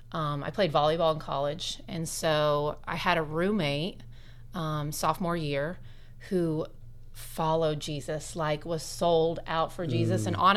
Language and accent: English; Bloomington, Indiana, United States; also born or lived in Lafayette, Indiana / San Diego, California; I am a 40-year-old mama of two. I'm married to my husband, Ryan, and I'm born and raised in Bloomington. Okay. So we lived away in Lafayette for a couple of years and then San Diego, but we eventually came home.